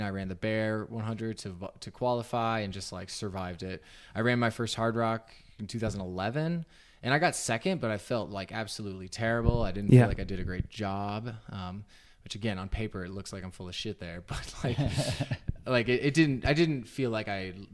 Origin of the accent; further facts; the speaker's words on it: Southern Utah, United States; now in Salt Lake City, United States; I grew up in Southern Utah